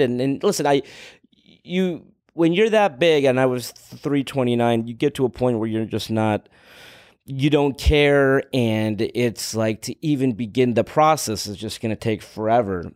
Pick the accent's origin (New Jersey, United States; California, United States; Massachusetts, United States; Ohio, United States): California, United States; Los Angeles; I was growing up in Los Angeles